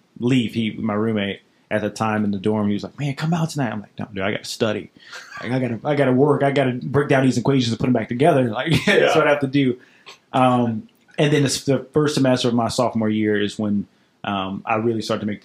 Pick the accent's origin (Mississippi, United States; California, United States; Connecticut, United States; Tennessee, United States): Mississippi, United States; Cleveland; moved away as an adult; now in Nashville, United States; I'm from Cleveland, Mississippi